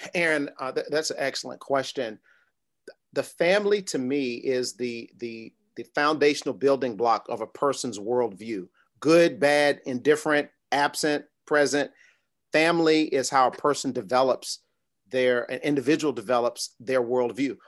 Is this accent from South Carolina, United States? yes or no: no; New York City, New York, United States; I was born in Brooklyn, New York, grew up, uh, in a traditional, uh, nuclear family